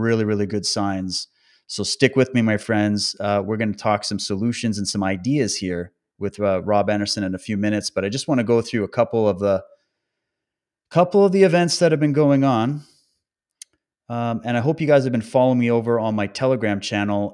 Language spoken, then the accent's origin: English; Canada; also born or lived in British Columbia; my home country, Canada, and even focusing in on British Columbia, the province where I live